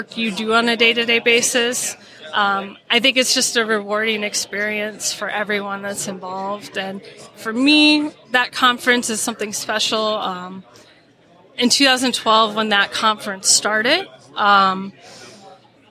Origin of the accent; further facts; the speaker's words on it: Midwest, United States; I am from the Midwest